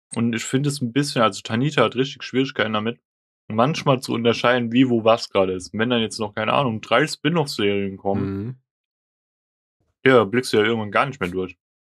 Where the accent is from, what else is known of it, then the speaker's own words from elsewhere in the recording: Germany; ich bin Deutscher, ich bin in Deutschland geboren